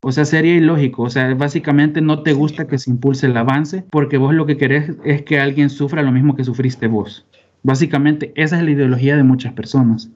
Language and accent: Spanish; El Salvador; además de salvadoreños, somos